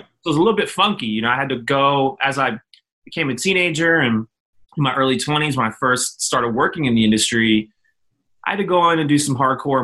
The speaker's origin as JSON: {"language": "English", "town": "Philadelphia", "region": "Pennsylvania", "country": "United States", "tie": "born or raised there", "also_born_or_lived": "Minneapolis, Minnesota"}